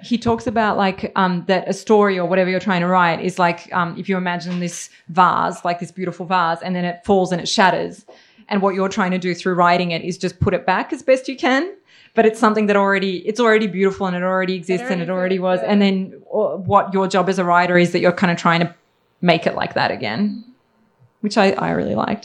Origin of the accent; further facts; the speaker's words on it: Belgrade, Serbia; English is a second language; moved away; also born or lived in Australia; I was born in Belgrade, Yugoslavia